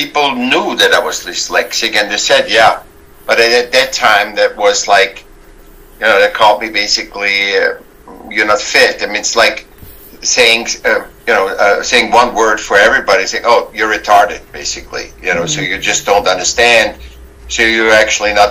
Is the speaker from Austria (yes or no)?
yes; Vienna, Austria; I was born in Vienna, Austria